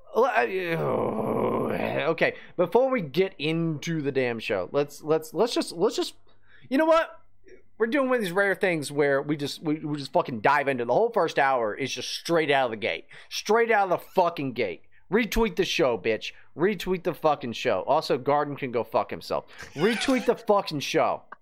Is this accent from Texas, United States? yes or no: no; West Virginia, United States; moved away as an adult; I grew up in West Virginia